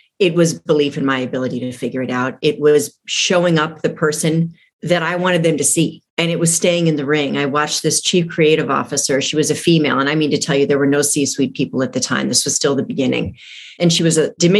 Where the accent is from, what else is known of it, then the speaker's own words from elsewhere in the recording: Toledo, Ohio, United States; moved away as an adult; also born or lived in San Francisco; I'm from Toledo, Ohio, and was brave enough to fly to San Francisco without a job